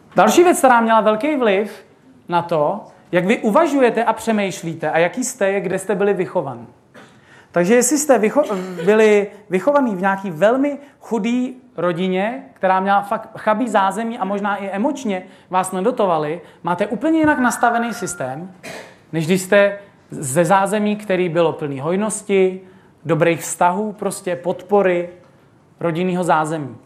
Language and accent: Czech; Bohemia, Czechia; u nás v Čechách